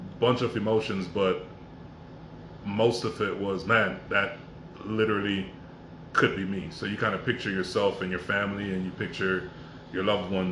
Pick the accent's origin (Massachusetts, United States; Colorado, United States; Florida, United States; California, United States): Florida, United States; Miami; also born or lived in Jamaica / Carol City; Originally from Jamaica, but I grew up in Miami, so I've been here most of my life